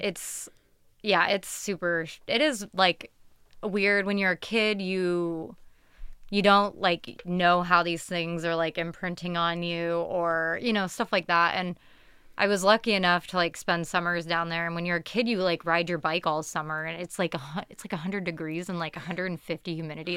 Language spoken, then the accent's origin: English; Tucson, Arizona, United States; As like a kid growing up in Tucson